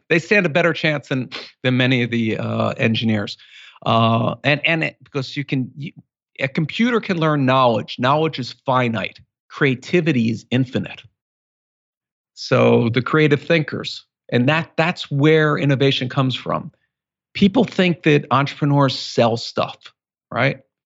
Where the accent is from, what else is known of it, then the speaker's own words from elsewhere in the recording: Philadelphia, Pennsylvania, United States; growing up in Philadelphia, we're both from Philly